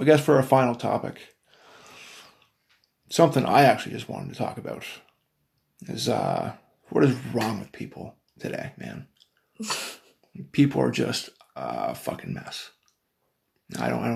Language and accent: English; Cape Breton Island, Nova Scotia, Canada; now in Brandon, Canada; Me and William are from the east coast of Canada. Little fucking rock on the side of the country. Called Cape Breton Island.